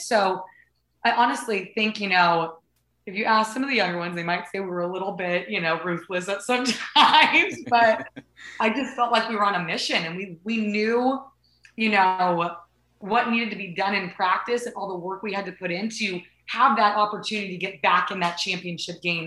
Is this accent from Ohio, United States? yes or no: no; Southern California, United States; moved away as an adult; also born or lived in Oklahoma; I grew up in Southern California